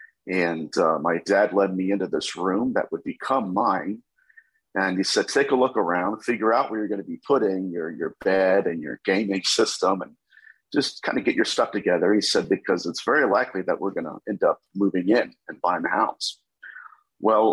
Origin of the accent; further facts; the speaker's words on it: Dayton, Ohio, United States; I am from Dayton, Ohio, so I'm a Buckeye